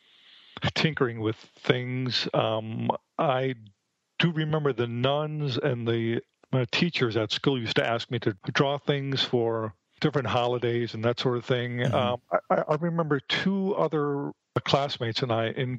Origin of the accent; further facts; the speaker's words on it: Milwaukee, Wisconsin, United States; moved away as an adult; now in Phoenix, United States; I'm from the Midwest. I was born and raised in Milwaukee, Wisconsin